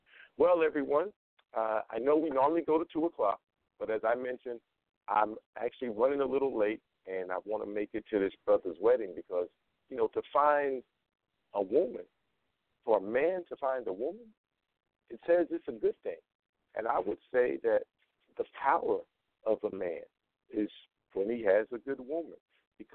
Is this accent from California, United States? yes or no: no; Las Vegas, Nevada, United States; Las Vegas, Nevada.